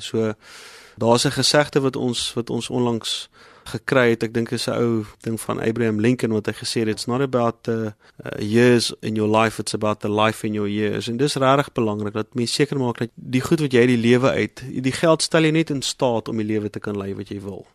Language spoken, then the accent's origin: Afrikaans; South Africa